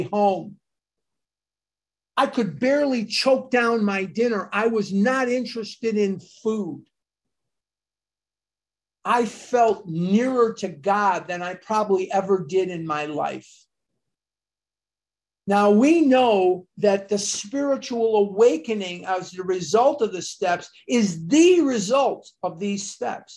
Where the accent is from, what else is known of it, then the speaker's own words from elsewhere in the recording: Chicago, Illinois, United States; I went to Mather High School in Chicago, north side of Chicago, born and raised in Chicago